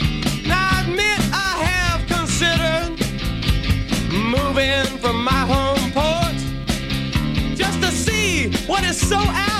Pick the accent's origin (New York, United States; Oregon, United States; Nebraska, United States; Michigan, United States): Oregon, United States; I'm proud to say out of the USA, I'm from Oregon.